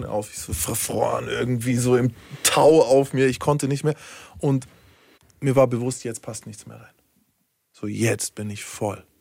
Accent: Berlin, Germany; Als Berliner weiß das auf jeden Fall.

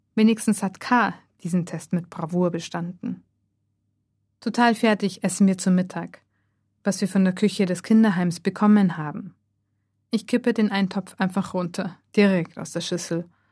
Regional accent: Germany; now in Japan; Aus Deutschland

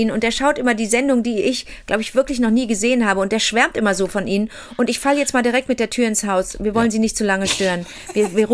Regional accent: Montreal, Quebec, Canada; born there; Ich bin in Montreal geboren, da, da, da war alles ständig zugefroren.

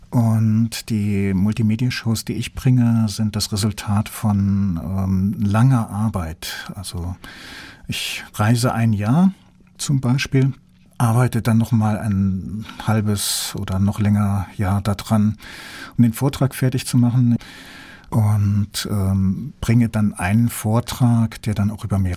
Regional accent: North Germany, Germany; now in Southwest Germany; seitdem ich hier im Südwesten lebe. Ich komme ja ursprünglich aus dem Norden und da ist Karneval etwas für Exoten.

